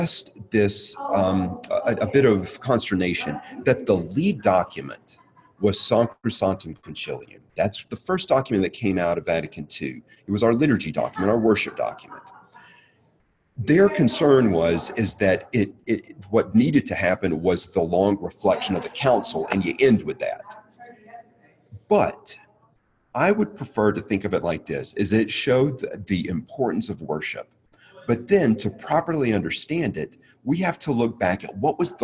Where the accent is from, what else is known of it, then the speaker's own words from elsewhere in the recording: Mississippi, United States; moved away; I'm originally from the South, from Mississippi.